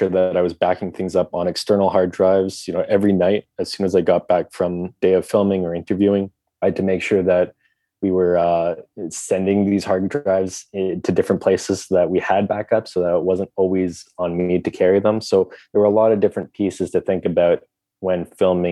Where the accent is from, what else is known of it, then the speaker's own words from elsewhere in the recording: Ottawa, Ontario, Canada; I grew up in Ottawa.